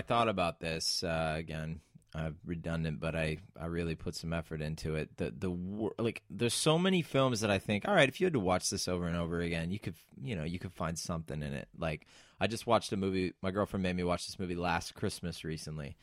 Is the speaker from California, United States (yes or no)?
yes; San Diego, California, United States; now in United Kingdom; I grew up in San Diego, California